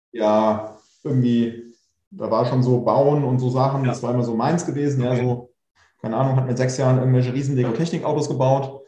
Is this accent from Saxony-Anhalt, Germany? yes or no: no; Pfungstadt, Hesse, Germany; also born or lived in Darmstadt; groß geworden in, äh, in Funkstadt